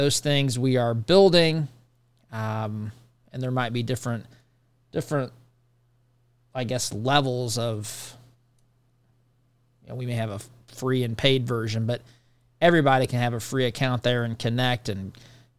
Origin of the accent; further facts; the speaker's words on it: United States; by being American